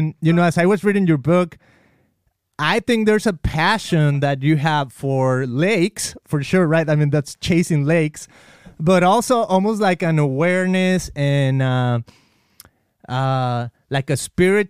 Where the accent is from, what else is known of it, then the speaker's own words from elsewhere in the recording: Mexico; I grew up in Mexico and I remember like being in elementary school